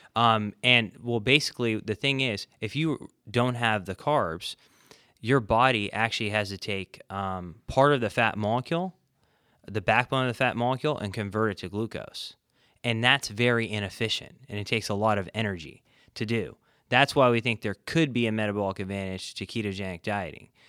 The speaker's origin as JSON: {"language": "English", "region": "California", "country": "United States", "moved": "yes", "said": "I'm originally from California"}